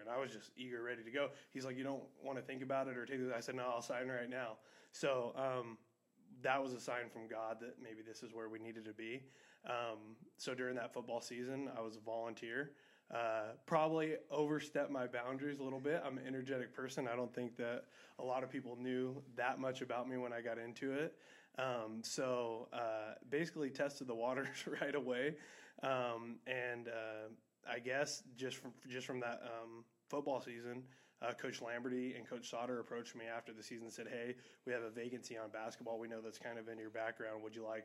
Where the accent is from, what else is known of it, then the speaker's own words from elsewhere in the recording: California, United States; also born or lived in Oklahoma; now in York, Nebraska, United States; Born and raised in California